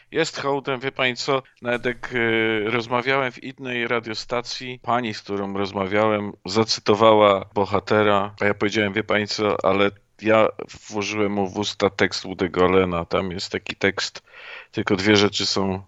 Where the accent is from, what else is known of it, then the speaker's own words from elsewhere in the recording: Poland; ja jestem też Polakiem, no ja nie jestem Austriakiem